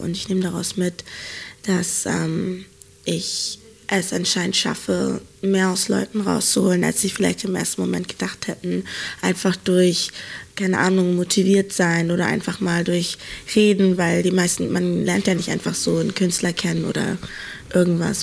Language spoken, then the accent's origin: German; Hamburg, Germany; moved away; ich komme ja eigentlich aus Hamburg